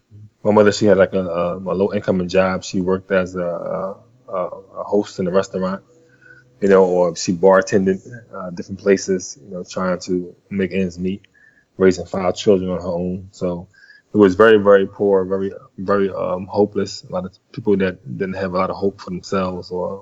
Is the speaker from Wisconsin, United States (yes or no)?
no; Philadelphia, Pennsylvania, United States; also born or lived in Louisburg, North Carolina; she took me and my three sisters at the time to Philadelphia, where we were raised